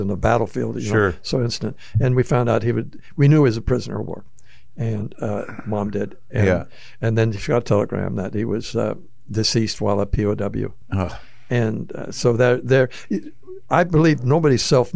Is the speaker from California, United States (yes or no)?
yes; San Fernando Valley, Redondo Beach, California, United States; born or raised there